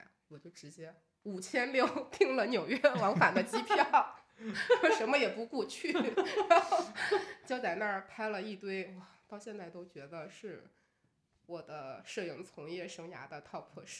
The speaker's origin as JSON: {"language": "Chinese", "region": "Beijing", "country": "China", "said": "我说我是从北京来的。"}